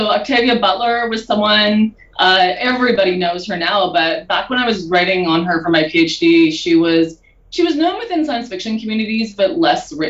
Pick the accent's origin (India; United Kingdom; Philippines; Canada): Canada; Manitoba; moved away; I grew up in Manitoba in Canada. And I grew up on a farm, actually.